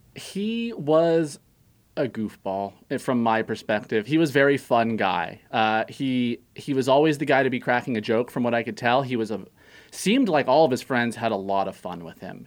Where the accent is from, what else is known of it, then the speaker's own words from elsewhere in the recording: Santa Clarita, California, United States; moved away; I'm from Canyon Country, California.